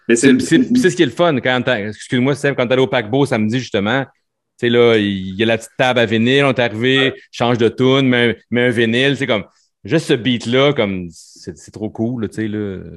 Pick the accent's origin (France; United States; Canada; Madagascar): Canada; Sainte-Thérèse, Quebec; à Sainte-Thérèse, au village, ma ville natale